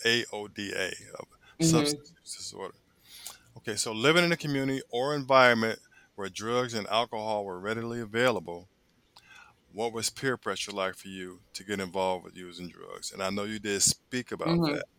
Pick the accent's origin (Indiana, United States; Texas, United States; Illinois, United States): Illinois, United States; Chicago; moved away; I'm from Chicago originally